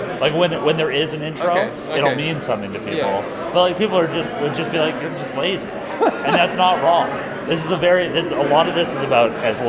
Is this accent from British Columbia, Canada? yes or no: yes; Vancouver, British Columbia, Canada; I'm born and raised Vancouver, like, lived in Kitsilano since I was one.